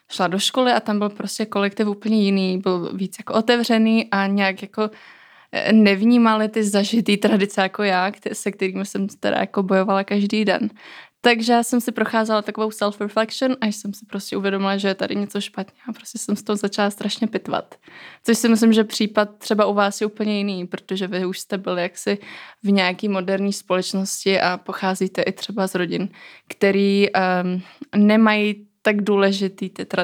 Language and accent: Czech; Kosovo; now in Czech Republic; pocházela z velmi tradičních um, končin, protože jsem původem z Kosova a tam prostě role um, tradic, kultury je strašně silná, třeba ve srovnání s Českem.